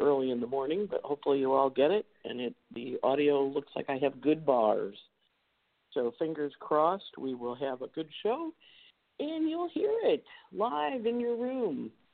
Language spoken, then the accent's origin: English; Rochester, New York, United States; I spent a lot of time there as a kid when I was uh, growing up in Rochester